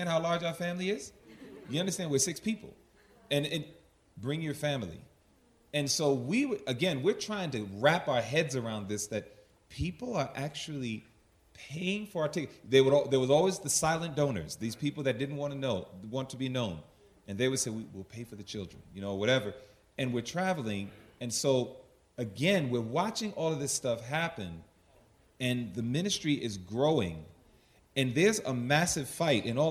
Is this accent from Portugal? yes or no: no; New York City, New York, United States; I'm from Hollis, Queens, New York